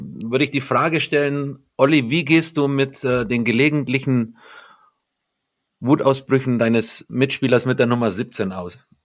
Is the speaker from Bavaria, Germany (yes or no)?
yes; Mindelheim, Bavaria, Germany; moved away as an adult; also born or lived in Bad Wörishofen / Kaufbeuren / Düsseldorf / Nuremberg; wenn bei uns in meiner Heimatstadt in Mindelheim das Frunzbergfest ansteht, das ist ein Mittelalterfest und da ist man als Mindelheimer aktiv dabei